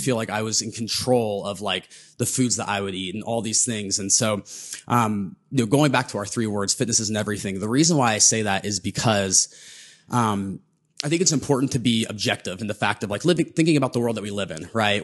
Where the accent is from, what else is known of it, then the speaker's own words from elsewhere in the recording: Southern Ohio, United States; growing up in Southern Ohio